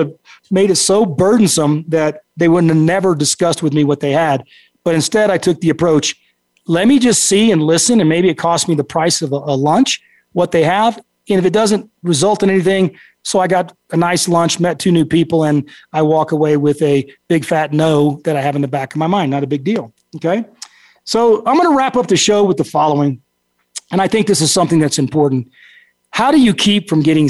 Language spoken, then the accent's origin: English; Texas, United States; you're bred and raised to have kind of a different brain as a Texan